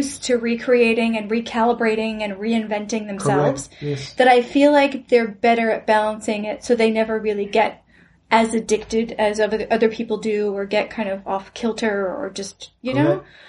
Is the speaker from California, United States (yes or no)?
yes; California, United States; born or raised there